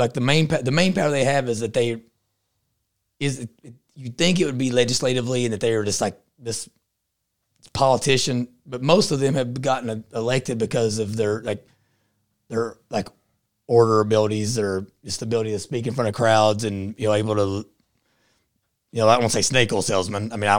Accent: Texas, United States; I'm from Eastern Texas, so we don't deal with chomos.

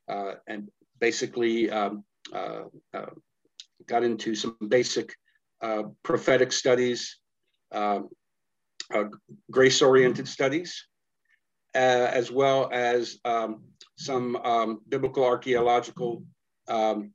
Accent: San Antonio, Texas, United States; I was raised in San Antonio, Texas, as a conservative Jew

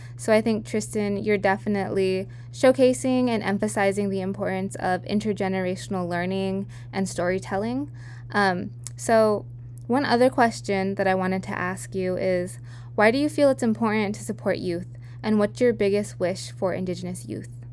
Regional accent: Santa Clara Pueblo, New Mexico, United States; moved away as an adult; now in California, United States; I'm from Hopo Winge, also known as Santa Clara Pueblo, located in northern New Mexico

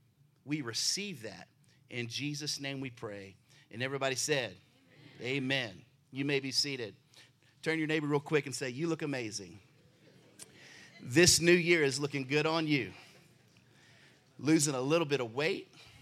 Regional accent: Baltimore, Maryland, United States; I come all the way from Baltimore.

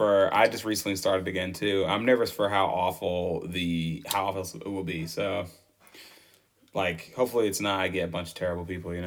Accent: Michigan, United States; Oh my gosh, we're from Michigan.

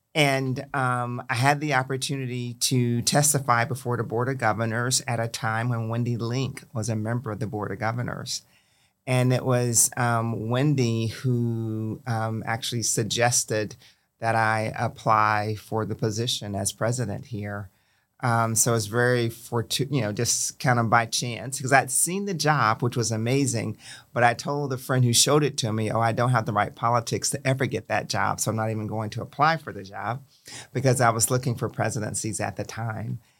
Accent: Milton, Florida, United States; I grew up in the Panhandle of Florida, um, in a little city called Milton, which is in Santa Rosa County.

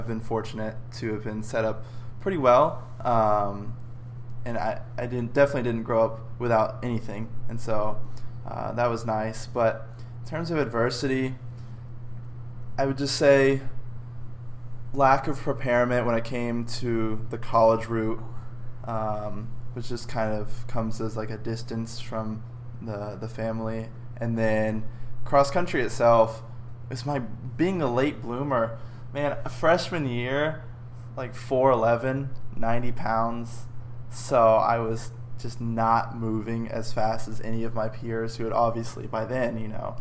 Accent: Dallas, Texas, United States; I grew up in the Dallas area, suburbs of Dallas, all of my life, and now I'm at SMU with you

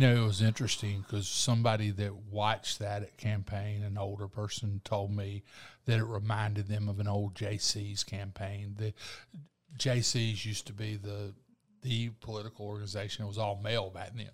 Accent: Eufaula, Alabama, United States; I grew up in Eufaula

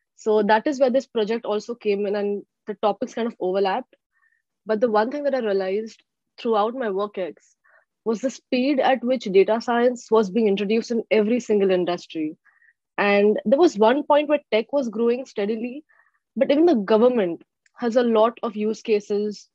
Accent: Mumbai, Maharashtra, India; moved away as an adult; now in Seattle, United States; originally, I'm from Mumbai, India

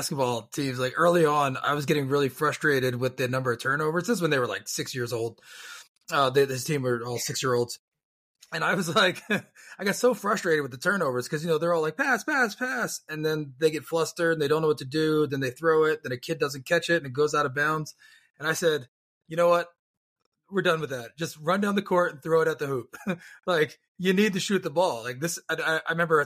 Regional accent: Philadelphia, Pennsylvania, United States; I'm from Philly

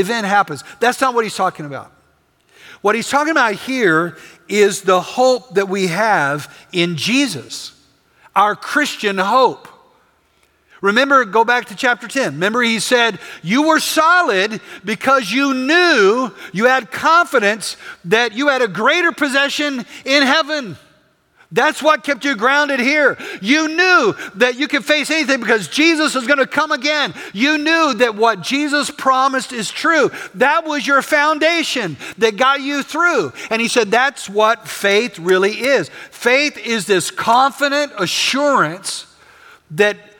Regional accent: West Texas, United States; I'm from West Texas.

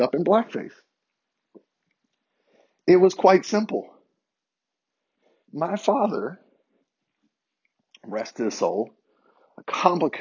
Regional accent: Harrisonburg, Virginia, United States; where I grew up in Harrisonburg

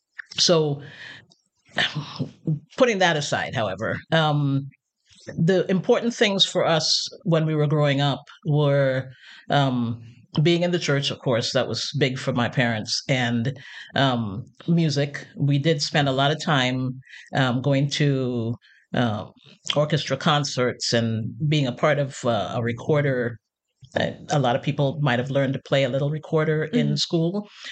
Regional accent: Trinidad & Tobago; now in United States; Well, you know, I compare sometimes my Caribbean past with other people's Caribbean pasts. And there's some serious differences, I realize. I grew up very shelter

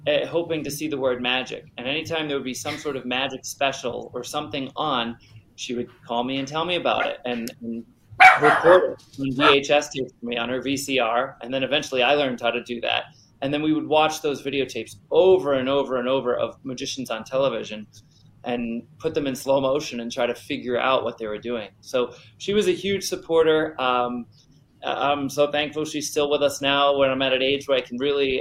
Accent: Rhode Island, United States; Didn't have a lot of magicians that I knew at that time in growing up in Rhode Island, or even magic shops.

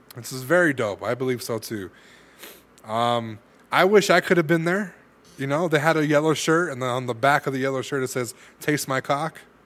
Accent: California, United States; I'm from California

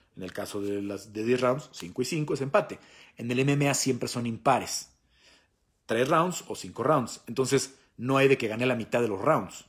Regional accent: Mexico; soy mexicano

